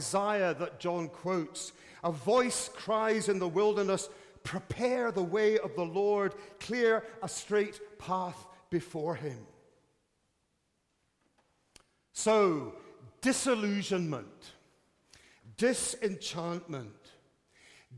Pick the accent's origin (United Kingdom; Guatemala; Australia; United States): United Kingdom; As a Brit